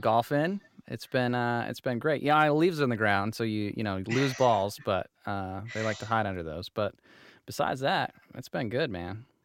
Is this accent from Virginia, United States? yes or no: no; Utah, United States; I'm from Utah